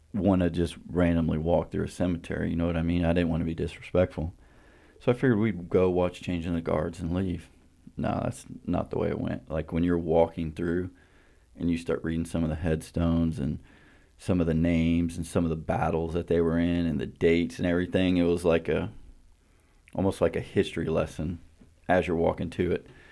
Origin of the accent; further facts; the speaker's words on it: Winter Haven, Florida, United States; we're from Winter Haven